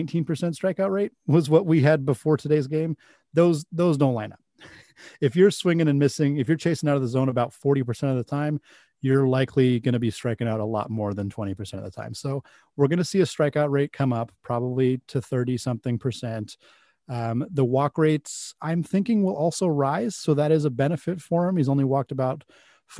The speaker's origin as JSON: {"language": "English", "region": "Pacific Northwest", "country": "United States", "tie": "born or raised there", "said": "I grew up in the Pacific Northwest, so I've always been a Mariners fan"}